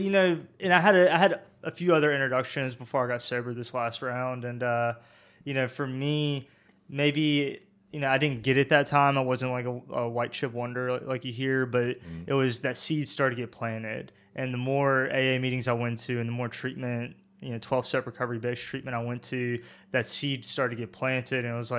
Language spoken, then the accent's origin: English; Burlington, North Carolina, United States; You were in Graham, and I grew up in Burlington.